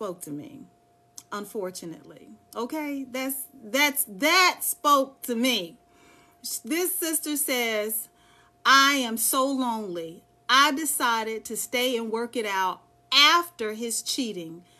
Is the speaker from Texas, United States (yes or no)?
yes; Dallas, Texas, United States; now in Charlotte, United States; I'm from Dallas, Texas